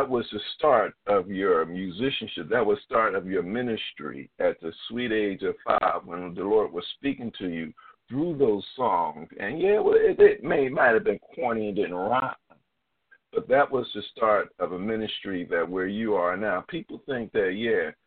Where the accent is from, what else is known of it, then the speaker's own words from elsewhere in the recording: Philadelphia, Pennsylvania, United States; moved away as an adult; now in Baltimore, United States; I'm a Philadelphian by trick, you know, by heart, but I moved here like 16, 17 years ago